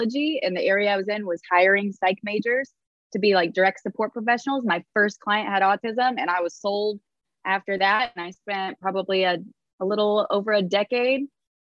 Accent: Indiana, United States; moved away as an adult; now in South Carolina, United States; I'm from Indiana

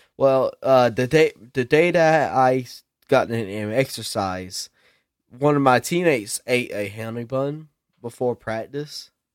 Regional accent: South Carolina, United States; I'm from that ghetto South Ca-, Kakalaki

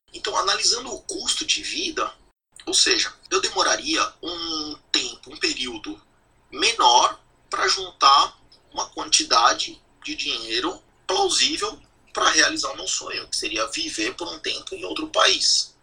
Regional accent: São Paulo, Brazil; first language Portuguese; moved away as an adult; now in New Zealand; eu sou nascido e criado em São Paulo

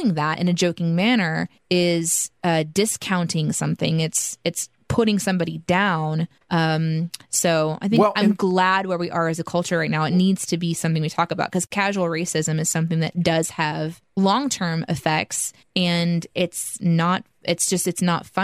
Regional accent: Midwest, United States; I grew up in the Midwest, so there's just white people everywhere

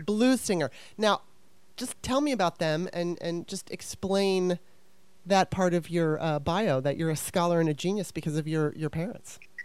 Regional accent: Los Angeles, California, United States; now in Maryland, United States; I'm originally from Maryland, which is where I live now. But when I was uh, nine years old, my mom moved us out to California, to Los Angeles

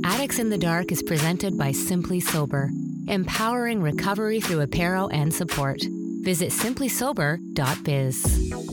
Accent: small farm town in the Midwest, United States; I moved back to my hometown, the small little farm town

